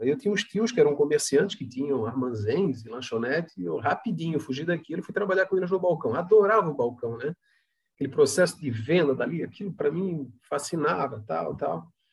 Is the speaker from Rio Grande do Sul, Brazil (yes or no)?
no; Palhoça, Santa Catarina, Brazil; also born or lived in Florianópolis; sou natural de Florianópolis, mas é, moro na cidade de Palhoça, que é uma cidade vizinha à, à, à, capital aqui, né? Tenho muito orgulho de dizer que eu sou palhocense, porque vim para cá jovem, criança, aqui me criei